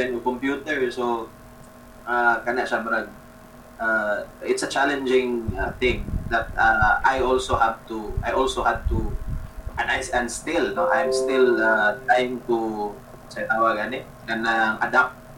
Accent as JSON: {"language": "Tagalog", "area": "Cebu", "region": "Central Visayas", "country": "Philippines", "tie": "born or raised there", "said": "I went back to my hometown since mm-hmm. March so since the lockdown in Cebu City uh, so since March I'm currently based outside Cebu City but still in Cebu"}